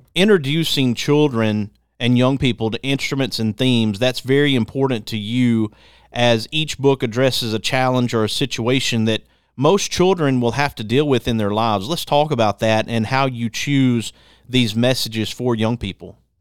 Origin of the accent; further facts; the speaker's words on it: Athens, Birmingham, Alabama, United States; in the fourth grade, my grandfather being a preacher, we moved from Athens, Alabama to Birmingham